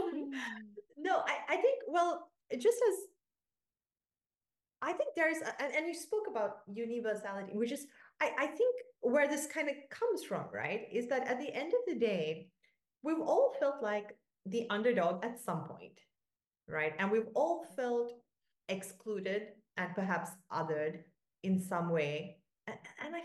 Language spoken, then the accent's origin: English; Sri Lanka; now in Portugal; I'm Sri Lankan. I grew up in Sri Lanka. I speak Sinhalese